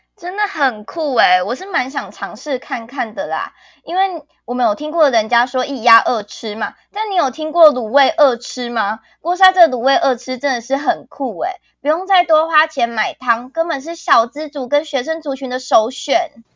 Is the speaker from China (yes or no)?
no; Chiayi, Taiwan; moved away as an adult; now in Changhua, Taiwan; 我是来自于火鸡肉饭第一名的嘉义